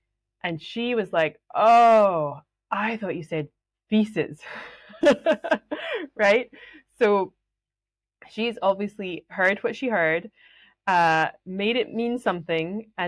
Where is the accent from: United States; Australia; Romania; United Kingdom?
United Kingdom; Scotland; accent: Scottish; But anyway, this is my real Scottish accent.